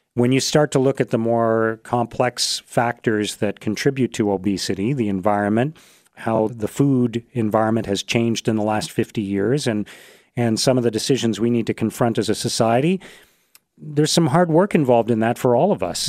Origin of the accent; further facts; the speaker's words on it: Canada; born in Canada, as I was